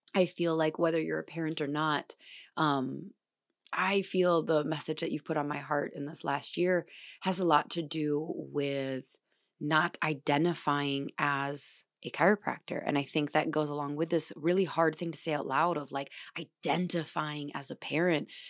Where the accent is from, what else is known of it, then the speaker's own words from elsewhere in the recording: La Crosse, Wisconsin, United States; moved away; lacrosse for the weekend. where I'm from